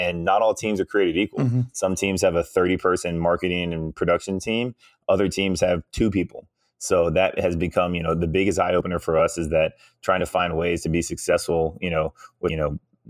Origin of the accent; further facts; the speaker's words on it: Virginia Beach, Virginia, United States; I'm from Virginia Beach